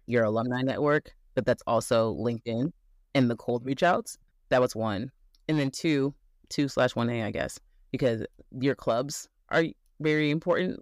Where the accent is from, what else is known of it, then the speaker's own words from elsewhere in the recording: Midwest, United States; also born or lived in Chicago, Illinois; I am from the Midwest, went to state school in Midwest